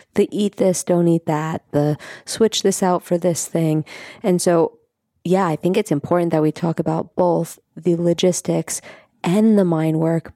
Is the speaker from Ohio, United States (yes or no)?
no; New York City, New York, United States; I grew up in Staten Island